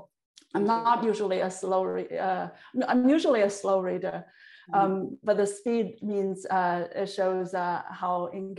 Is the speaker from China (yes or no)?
yes; China; moved away as an adult; also born or lived in New York, United States; now in California, United States; I'm from China with a Manchurian blood on my mom's side.